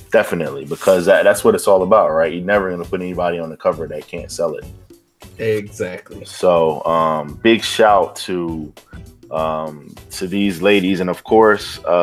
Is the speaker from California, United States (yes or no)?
no; Bronx, New York, United States; But like you claim the Bronx, I'm from the Bronx.